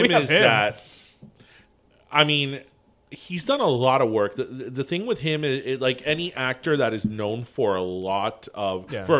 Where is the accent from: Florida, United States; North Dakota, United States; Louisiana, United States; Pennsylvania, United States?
Florida, United States; Miami; The Miami from the 70s and 80s that we grew up